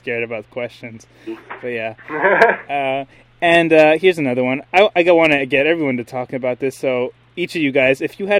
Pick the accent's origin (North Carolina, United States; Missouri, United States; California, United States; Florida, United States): California, United States; Los Angeles; I'm pretty much from Los Angeles